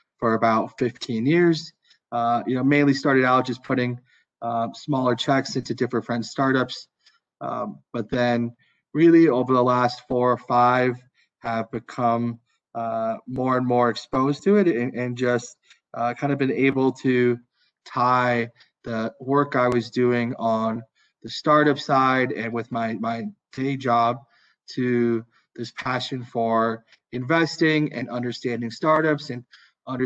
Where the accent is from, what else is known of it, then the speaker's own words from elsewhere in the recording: Minnesota, United States; moved away as an adult; also born or lived in California / New York; I'm originally from the US. I grew up in Minnesota, but went to school in California.